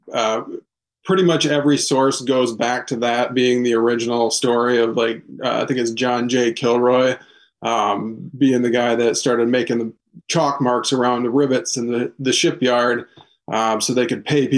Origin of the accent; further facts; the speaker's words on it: Fremont, Michigan, United States; also born or lived in Grand Rapids, Michigan; Born and raised in Fremont, Michigan